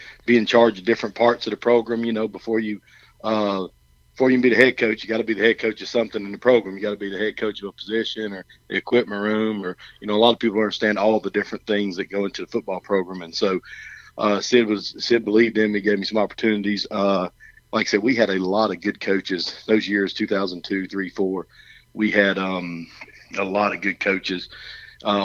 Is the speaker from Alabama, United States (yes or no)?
yes; Alabama, United States; moved away as an adult; also born or lived in Canton, Georgia; I'm from Alabama.